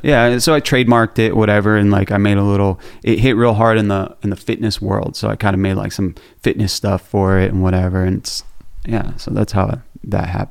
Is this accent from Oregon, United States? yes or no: no; Orlando, Florida, United States; I grew up in Orlando, Florida.